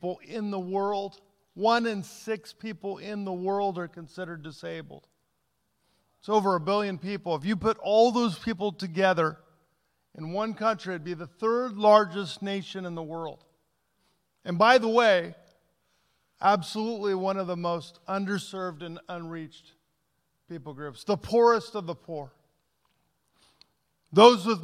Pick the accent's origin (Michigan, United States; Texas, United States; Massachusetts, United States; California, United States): California, United States; Southern; moved away; also born or lived in Pacific Northwest; I grew up in Southern California, then moved to the Northwest.